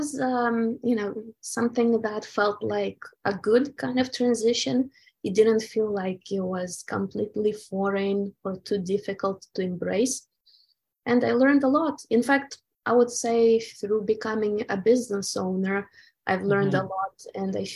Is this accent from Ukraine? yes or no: yes; Ukraine; moved away; I was born in the Soviet Ukraine and we were very much conditioned by the communist culture